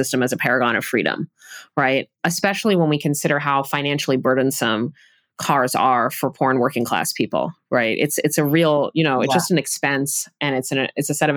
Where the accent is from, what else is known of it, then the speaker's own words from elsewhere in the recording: New York City, New York, United States; now in Providence, United States; I grew up in New York City